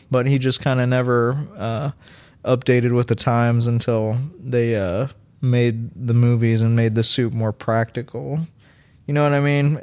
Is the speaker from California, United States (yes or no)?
no; Louisville, Kentucky, United States; I grew up in Louisville